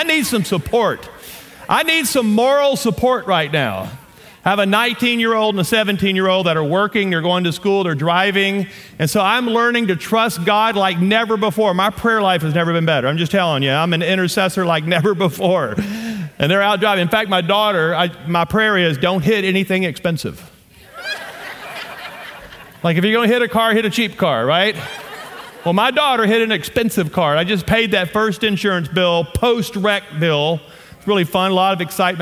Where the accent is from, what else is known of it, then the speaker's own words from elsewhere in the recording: Louisiana, United States; accent: southern; moved away as an adult; also born or lived in Shreveport, Louisiana / Amarillo, Texas; now in Colorado, United States; I am from Louisiana. My wife and I, born and raised in Louisiana.